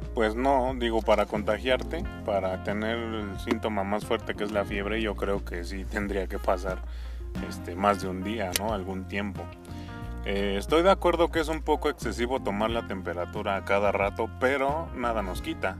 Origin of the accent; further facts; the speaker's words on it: Mexico; Como buen mexicano, como buenos mexicanos.